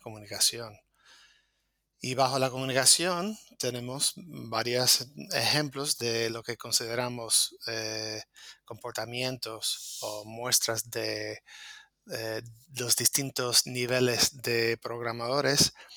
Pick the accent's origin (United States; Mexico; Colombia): United States; now in Las Palmas de Gran Canaria, Spain; soy programador de Estados Unidos